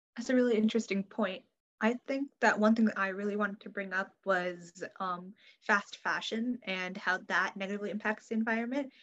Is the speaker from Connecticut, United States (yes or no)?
yes; Connecticut, United States; I'm 17 years old, and I'm from Connecticut